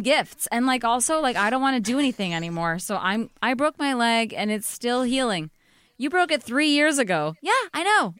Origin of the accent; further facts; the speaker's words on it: Arizona, United States; moved away as an adult; also born or lived in Illinois; now in New York, United States; I grew up in the suburbs of Illinois, and then I grew up in Arizona